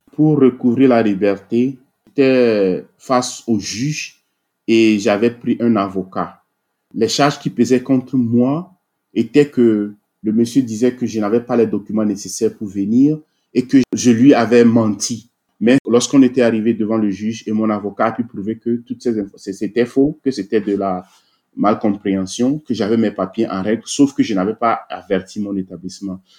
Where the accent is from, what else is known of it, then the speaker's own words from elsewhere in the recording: Togo; moved away as an adult; now in Maryland, United States; je suis né au Togo. Euh, j'ai grandi une partie de ma vie là-bas avant d'atterrir aux États-Unis en 2004